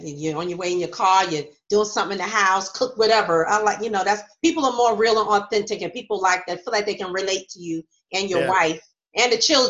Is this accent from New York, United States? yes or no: yes; New York, United States; Okay. I'm from New York.